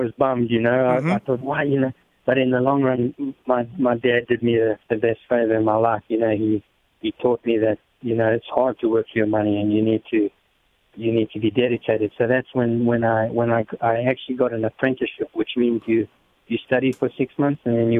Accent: Honeydew, Gauteng, South Africa; moved away as an adult; also born or lived in Europe; now in United States; I was born in Johannesburg, and I grew up just outside of Johannesburg in a place named Honeydew.

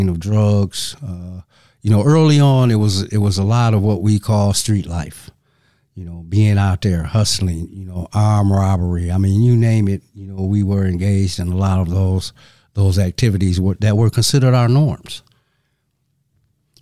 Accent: Saginaw, Michigan, United States; moved away; also born or lived in Madison, Wisconsin; I'm originally from Saginaw, Michigan. And Saginaw is approximately 100 miles north of Detroit. So coming up, I spent a lot of time in those surrounding areas

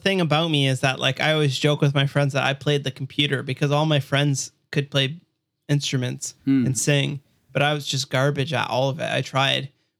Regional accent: Hamilton, Ontario, Canada; So I'm from Hamilton, Burlington, Toronto area. It's in Ontario, Canada.

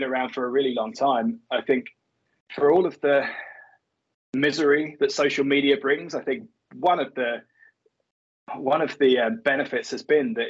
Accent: England, United Kingdom; I'm not American. I'm English.

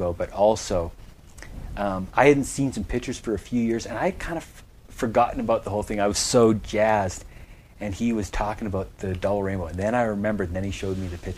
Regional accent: Canada; being a Canadian

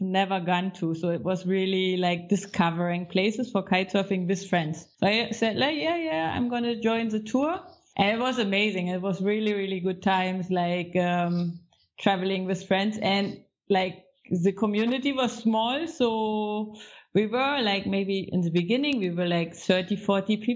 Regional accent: Baltic Sea, Northern Germany, Germany; moved away as an adult; also born or lived in Egypt; I'm coming from the Baltic Sea, north of Germany

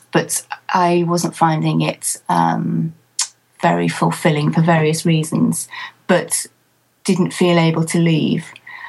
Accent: Manchester, North West England, United Kingdom; born there; No. I was actually born in Manchester, which is in the northwest of England. And right from the age of four, I wanted to be a nurse.

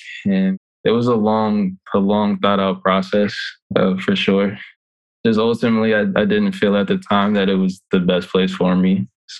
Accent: Charlotte, North Carolina, United States; moved away as an adult; also born or lived in Santa Clara / Notre Dame; growing up where I grew up in Charlotte

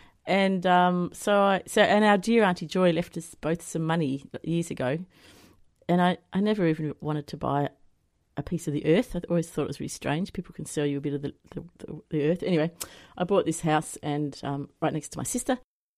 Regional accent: Devonport, Tasmania, Australia; moved away as an adult; Yeah, that's right. Yeah, I grew up there in Devonport, and then I left when I was 18 and gallivanted around for 31 years, and then last December, about 5 months ago, I moved back.

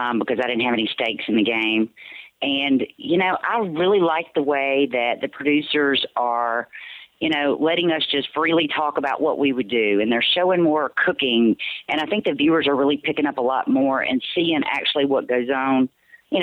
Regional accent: Mississippi Delta, United States; my childhood growing up in the Mississippi Delta

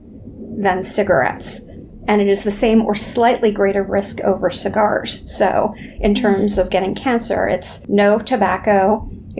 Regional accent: New York City, New York, United States; I'm a New Yorker

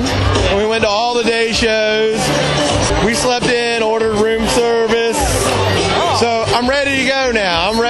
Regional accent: Pensacola, Florida, United States; I'm from Pensacola, Florida.

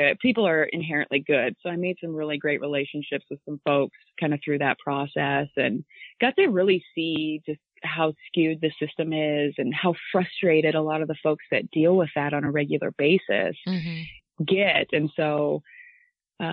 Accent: Iowa, United States; growing up in Iowa, and I mean, I'm talking super small town

